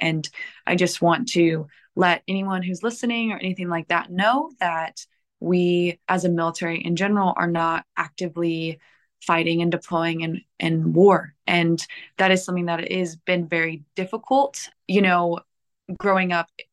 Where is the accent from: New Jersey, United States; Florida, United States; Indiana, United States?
Indiana, United States; moved away as an adult; also born or lived in Southern California / Washington, D.C.; now in California, United States; I'm from Indiana, which is Midwest